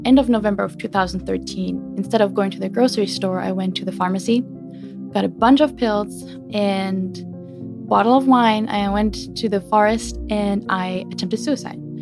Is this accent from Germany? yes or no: yes; Germany; moved away; born and raised in Germany.